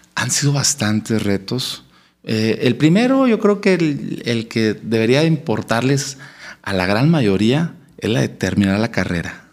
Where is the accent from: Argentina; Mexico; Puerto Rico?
Mexico; Monclova, Coahuila; moved away as an adult; also born or lived in Saltillo, Mexico; Soy originario de Monclova, Coahuila.